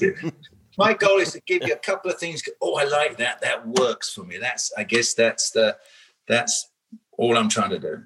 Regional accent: United Kingdom; I'm British

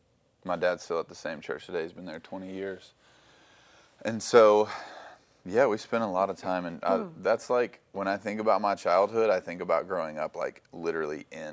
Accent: Franklin, Tennessee, United States; Like, because I grew up in Franklin, and so, like, it's like a, you know, Nashville's kind of a big city vibe going on.

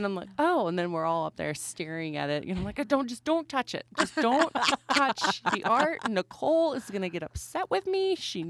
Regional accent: Wisconsin, United States; now in Great Falls, United States; I'm a transplant too. I'm originally from Wisconsin

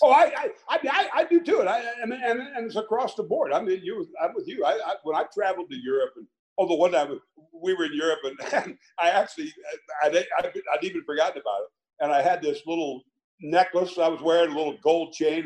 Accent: Logan, Iowa, United States; my hometown in Logan, Iowa

